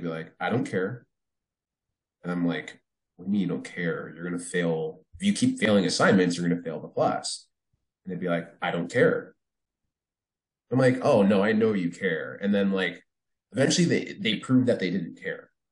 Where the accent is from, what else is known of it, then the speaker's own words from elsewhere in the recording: New Jersey, United States; also born or lived in New York City; when I was a kid, I grew up in Jersey